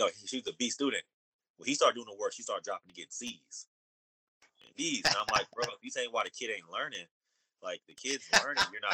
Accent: Oakland, California, United States; now in Long Beach, United States; growing up in Oakland, I was living with my mom

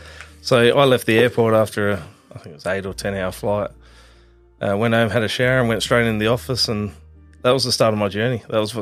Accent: Adelaide, South Australia, Australia; We were in North Haven. We grew up in North Haven.

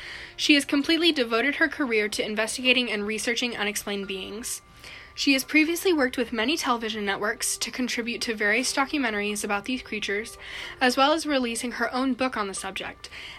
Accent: California, United States; Yeah, so, like, I'm from California, like she just said, and so, like, I was in New Jersey because we, went to go visit my family or whatever

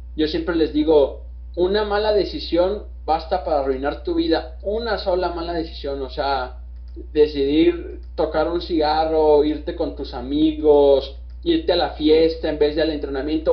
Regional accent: Mexico; nosotros nosotros como, mexicanos

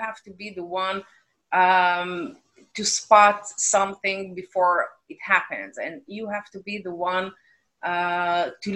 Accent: Israel; growing up in Israel

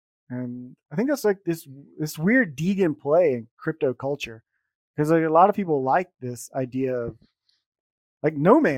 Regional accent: United States; now in Germany; I'm American, but I live in Germany.

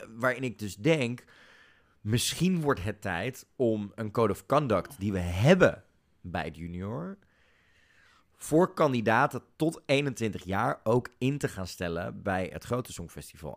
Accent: Netherlands

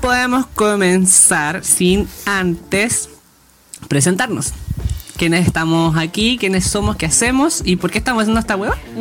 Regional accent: Chiguayante, Biobío, Chile; soy de Chivayante

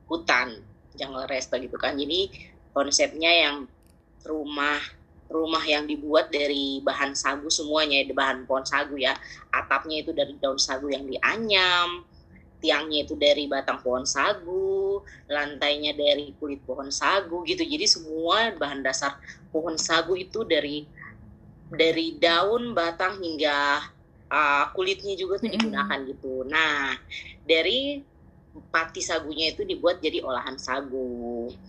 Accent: Papua, Indonesia; karena berapa selama kan lahir besar di Papua

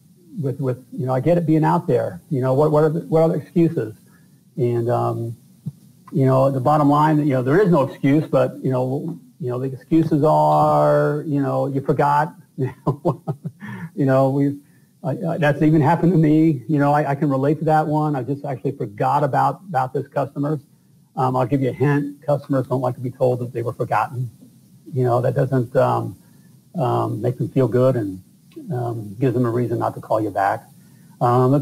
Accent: Indiana, United States; I'm from Indiana.

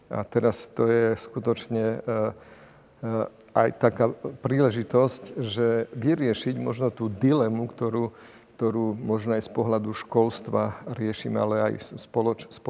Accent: Slovakia; že žijem v tejto krajine, že som vyrastal na Slovensku a teraz to budem môcť prezentovať.

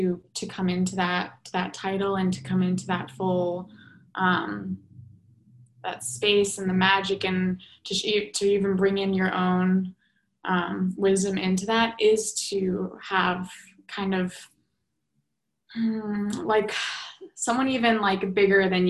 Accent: New York, United States; Growing up in New York

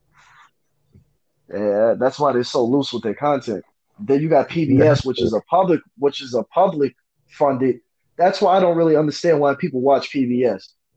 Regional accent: New York City, New York, United States; I grew up in New York City

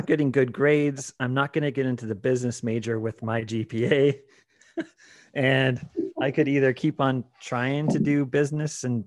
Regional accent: Brigham City, Utah, United States; moved away as an adult; now in Las Vegas, United States; I'm from Brigham City

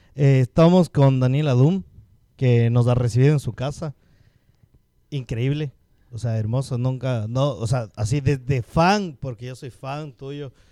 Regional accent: Cumbayá, Pichincha, Ecuador; somos de Cumbaya

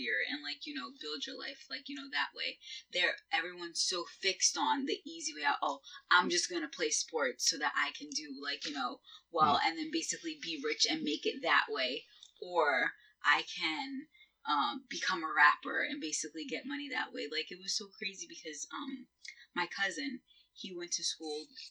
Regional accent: Mount Vernon, New York, United States; also born or lived in Port Chester, New York; I grew up in Mount Vernon, which is basically, like, your Newburgh of, you know, Westchester

